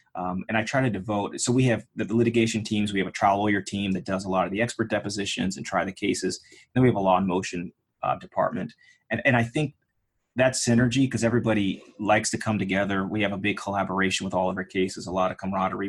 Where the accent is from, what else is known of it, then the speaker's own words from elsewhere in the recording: Pittsburgh, Pennsylvania, United States; I grew up in Pittsburgh, Pennsylvania